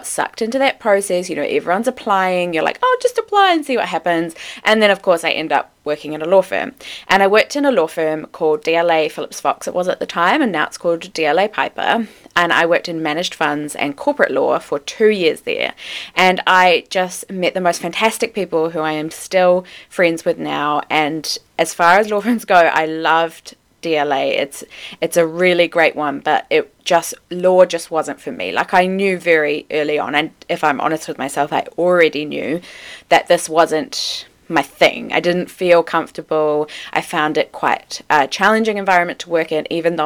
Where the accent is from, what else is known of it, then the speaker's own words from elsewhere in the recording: Wellington, New Zealand; But I am a North Island girl. I grew up in Wellington.